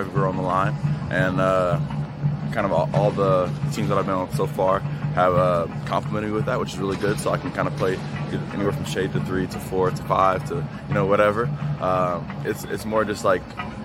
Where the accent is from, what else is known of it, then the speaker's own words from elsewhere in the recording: Kansas City, Missouri, United States; moved away as an adult; now in Seattle, United States; I'm from Kansas City, Missouri, so I'm in the middle of the country.